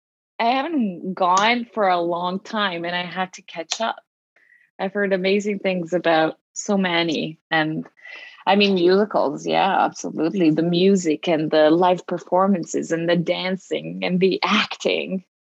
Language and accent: English; Veneto, Italy; English is a second language; moved away as an adult; now in New York, United States; So I grew up in Italy, a small town near Venice, and I came to New York 10 years ago to study musical theater.